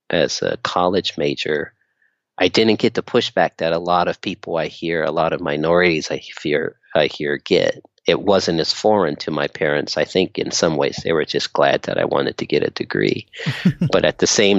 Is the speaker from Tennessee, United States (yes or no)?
no; Inglewood, California, United States; also born or lived in Torrance; I grew up in Inglewood, but I was bused out to school, in Torrance every day